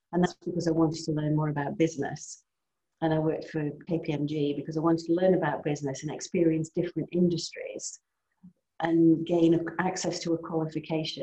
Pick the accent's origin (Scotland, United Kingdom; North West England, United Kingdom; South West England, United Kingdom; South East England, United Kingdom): North West England, United Kingdom; Cheshire; moved away; I grew up in Cheshire. I grew up in the countryside, actually.